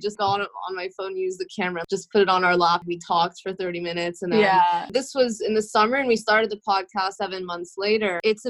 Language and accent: English; Los Angeles, California, United States; first language English; moved away as an adult; now in New York, United States; one of the co-hosts of Persian Girl Podcast. I was born in New York, but my parents moved me and my brothers when I was 3 years old to LA, so I grew up there, Beverly Hills area.